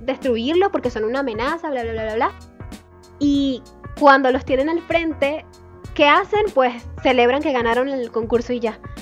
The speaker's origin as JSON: {"language": "Spanish", "country": "Venezuela", "said": "nosotros como venezolanos"}